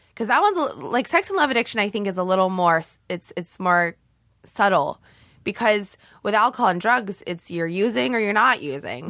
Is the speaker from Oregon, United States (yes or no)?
yes; Canby, Oregon, United States; moved away as an adult; now in Los Angeles, United States; I'm from Oregon, um, born and raised in a little town in Oregon.